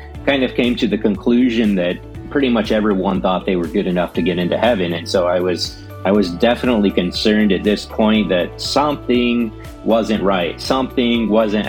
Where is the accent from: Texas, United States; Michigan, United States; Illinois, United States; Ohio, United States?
Texas, United States; Angleton; I was born and raised in Angleton, Texas